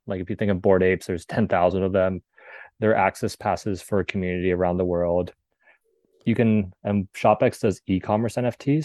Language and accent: English; Southern California, United States; born and raised in Southern California.